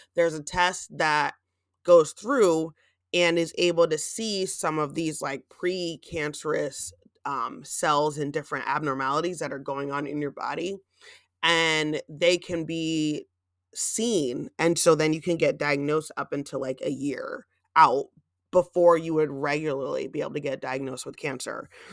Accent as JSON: {"language": "English", "town": "Gouldsboro", "region": "Pennsylvania", "country": "United States", "tie": "born or raised there", "moved": "yes", "said": "my hometown in the Poconos of Goldsboro"}